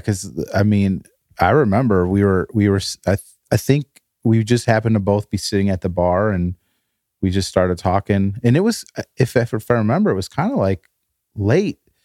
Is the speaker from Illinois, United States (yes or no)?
yes; northern Illinois, United States; moved away; middle of Chicago and the Wisconsin border, that's where we were in Illinois